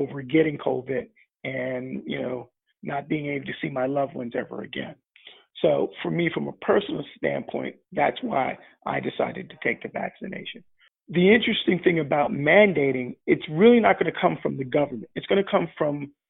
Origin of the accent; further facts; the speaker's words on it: United States; I'm African American, and in the United States